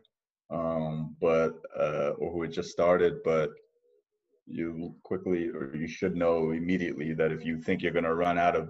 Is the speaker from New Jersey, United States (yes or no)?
yes; New Jersey, United States; I was born and raised in New Jersey, but my parents are from Ahmedabad and Vadodara.